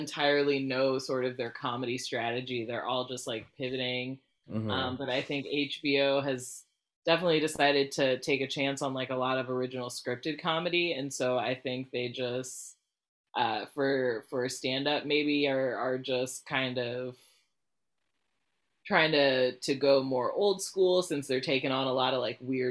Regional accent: Dallas, Texas, United States; I'm a fifth generation Texan

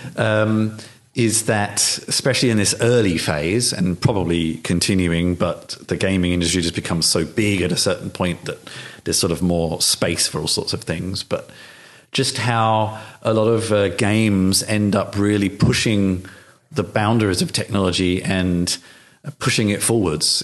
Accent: United Kingdom; I grew up in the UK

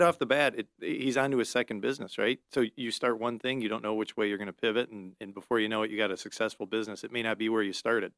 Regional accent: Detroit, Michigan, United States; I grew up in Metro Detroit

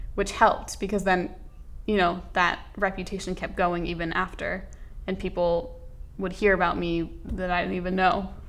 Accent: Los Angeles, California, United States; also born or lived in New York; I grew up in Los Angeles for the most part

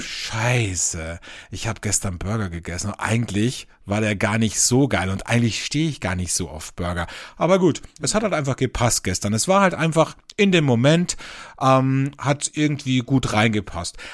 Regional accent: Austria; Bei uns in Österreich

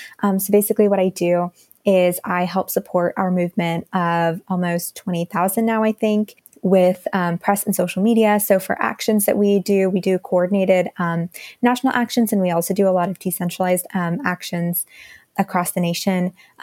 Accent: India; So my family is a family of immigrants, and I'm really surrounded by that fact every day. In my hometown right now, in India, there's a lot of the monsoon seasons have been getting worse and worse in the last several years.

